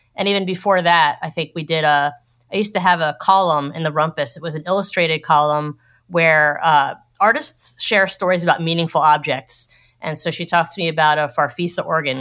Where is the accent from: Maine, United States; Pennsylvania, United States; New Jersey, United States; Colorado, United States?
Pennsylvania, United States; Philadelphia; I'm from Philadelphia.